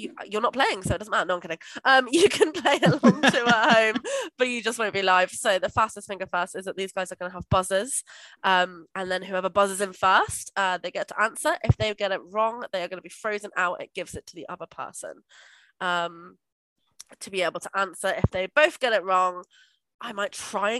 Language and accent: English; Somerset, South West England, United Kingdom; I'm just from Somerset